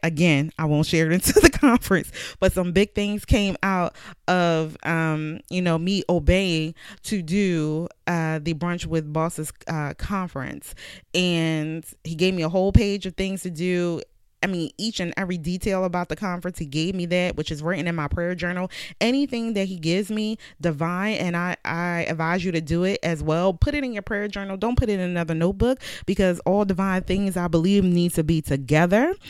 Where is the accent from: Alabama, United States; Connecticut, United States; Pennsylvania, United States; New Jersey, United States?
Pennsylvania, United States; Philadelphia; moved away as an adult; now in Virginia, United States; I moved from Philadelphia to Virginia, but I was born and raised in Philadelphia.